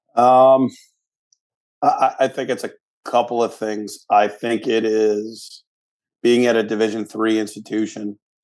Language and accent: English; Rochester, New York, United States; I was born and raised in Rochester, New York.